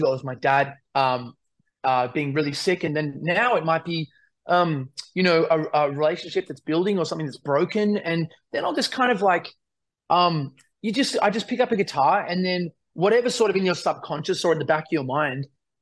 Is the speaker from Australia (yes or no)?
yes; Australia; as an Australian